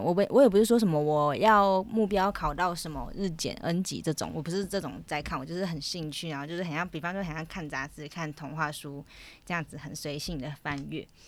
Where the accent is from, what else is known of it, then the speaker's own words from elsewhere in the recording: Taiwan; 身为台湾人，身为台湾人真的是很幸福、很幸运的一件事情